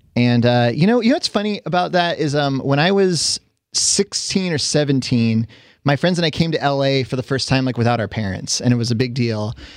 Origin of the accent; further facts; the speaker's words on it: California, United States; I grew up here. I was born and raised in California.